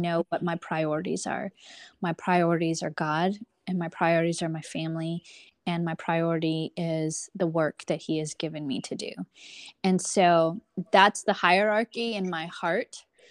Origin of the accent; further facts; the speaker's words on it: Texas, United States; I'm born and raised here in America. I am, um, a Texan through and through